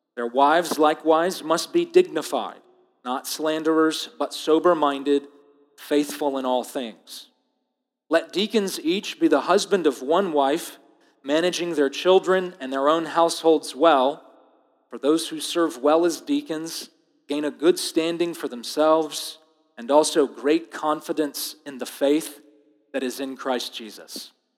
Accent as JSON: {"language": "English", "country": "United States", "said": "I am as American as it gets"}